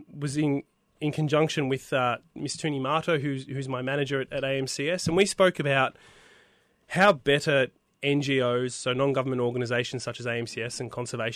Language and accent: English; Melbourne, Victoria, Australia; I'm originally from Melbourne